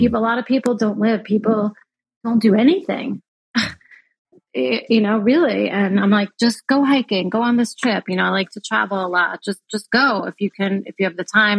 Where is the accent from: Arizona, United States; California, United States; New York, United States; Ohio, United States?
New York, United States; moved away as an adult; now in Florida, United States; I'm from New York